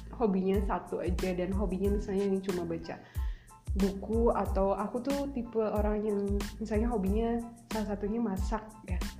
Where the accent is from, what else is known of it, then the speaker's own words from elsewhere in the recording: West Java, Indonesia; accent: Sundanese intonation; kita orang Sunda